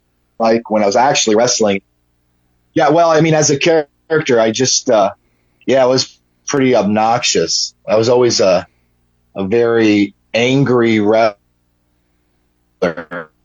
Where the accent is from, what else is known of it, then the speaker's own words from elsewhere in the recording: Georgia, United States; My hometown at the time was just outside of Atlanta.